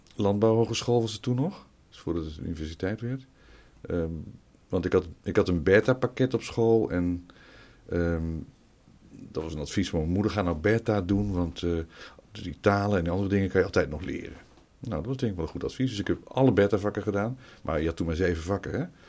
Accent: Nijmegen, Gelderland, Netherlands; moved away as an adult; also born or lived in Utrecht / Almelo / Leiden / Wageningen; ik kwam natuurlijk uit Nijmegen daar ben ik eh, verder opgegroeid. Dus Almelo een stukje en verder van mijn vijfde tot mijn achttiende heb ik in Nijmegen gewoond

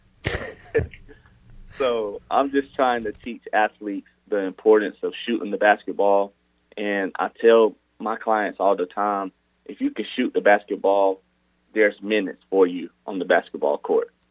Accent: North Carolina, United States; as a small child growing up in North Carolina, you grow up being a Duke fan, NC State, or Carolina fan

